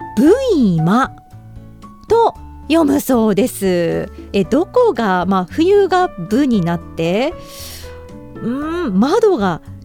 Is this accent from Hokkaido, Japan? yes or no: yes; eastern Hokkaido, Japan; 私自身は北海道結構まあねどさんこだしまあ道東出身で